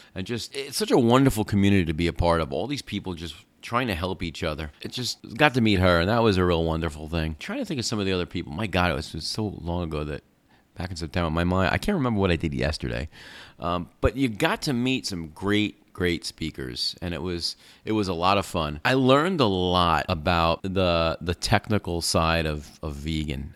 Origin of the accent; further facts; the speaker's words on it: New York, United States; moved away; I grew up in New York